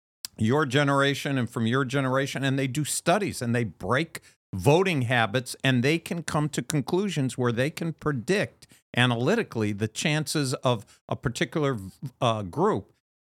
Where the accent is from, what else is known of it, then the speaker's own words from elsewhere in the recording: Ohio, United States; I'm not telling you I'm from Pennsylvania. I live in Pennsylvania.